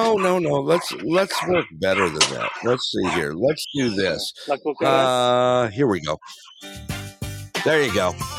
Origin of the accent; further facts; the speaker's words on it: Southern California, United States; moved away; I grew up in SoCal